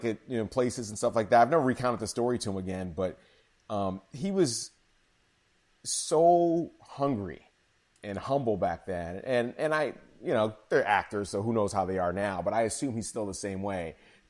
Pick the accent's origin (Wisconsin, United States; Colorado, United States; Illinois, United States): Illinois, United States; Chicago; moved away as an adult; also born or lived in Chattanooga, Tennessee / Miami / New York; now in Philadelphia, United States; I grew up in Chicago, so my first love growing up was baseball. I was a Cubs fan like crazy. I left Chicago in 94.